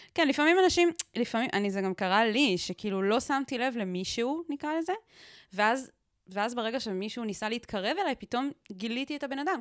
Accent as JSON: {"language": "Hebrew", "region": "Southern District", "country": "Israel", "tie": "born or raised there", "said": "גדלתי בקיבוץ באמצע המדבר, באמצע שום מקום"}